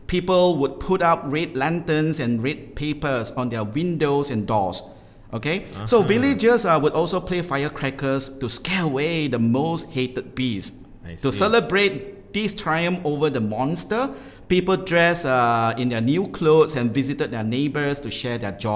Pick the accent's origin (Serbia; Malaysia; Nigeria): Malaysia; Malacca; moved away; I'll be going back to Malacca, my hometown